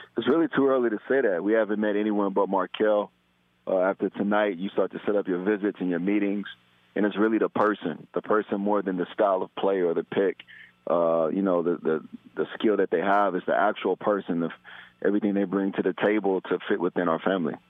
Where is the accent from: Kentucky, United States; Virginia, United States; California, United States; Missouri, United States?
Missouri, United States; Kansas City; Ty and I grew up in Kansas City